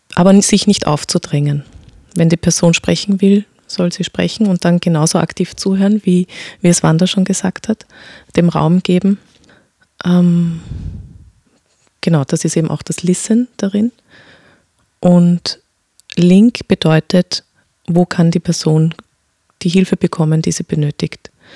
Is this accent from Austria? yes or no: yes; Vienna, Austria; mein Vater kommt aus dem Irak, meine Mutter aus Österreich und ich bin hier geboren in Wien